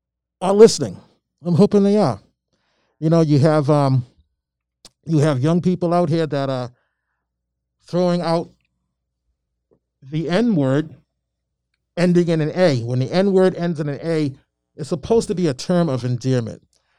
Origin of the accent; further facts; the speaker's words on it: Albany, Georgia, United States; now in Malden, United States; and I'm originally from Albany, Georgia. I was born in Albany, Georgia.